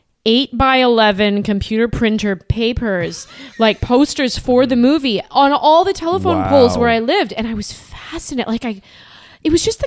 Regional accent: Winnipeg, Manitoba, Canada; I'm from Winnipeg

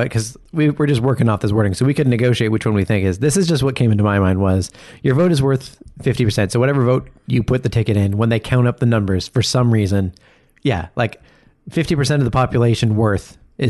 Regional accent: Canada; because we're Canadian

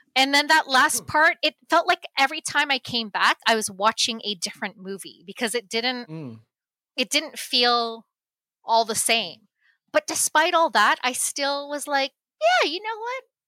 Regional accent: Canada; I grew up here. I was born in Canada.

